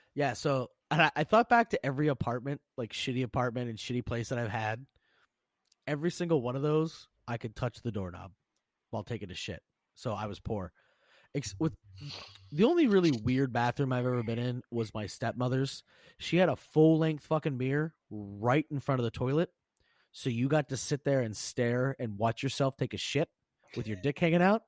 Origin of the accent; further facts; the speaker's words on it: Pennsylvania, United States; I'm obviously from Pennsylvania